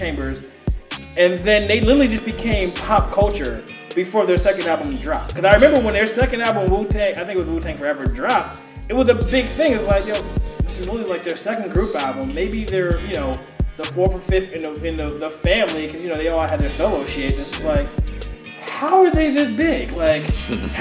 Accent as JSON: {"language": "English", "region": "New Jersey", "country": "United States", "tie": "born or raised there", "also_born_or_lived": "Scotch Plains, New Jersey", "moved": "as an adult", "lives_now": "Florida, United States", "said": "I grew up in Jersey"}